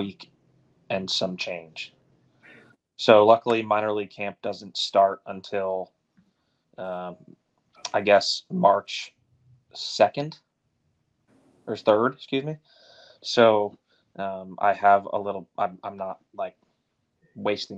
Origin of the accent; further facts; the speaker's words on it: Philadelphia, Pennsylvania, United States; I was raised right in Philly